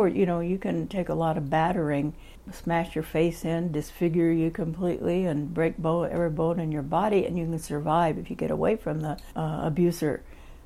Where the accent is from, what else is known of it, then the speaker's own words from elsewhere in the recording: Oklahoma, United States; now in San Francisco, United States; I'm from Oklahoma